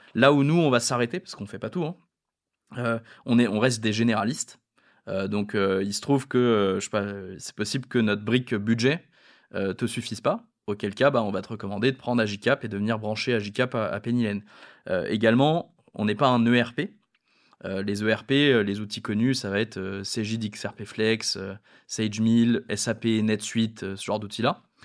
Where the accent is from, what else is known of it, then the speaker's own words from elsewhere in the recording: France; étant français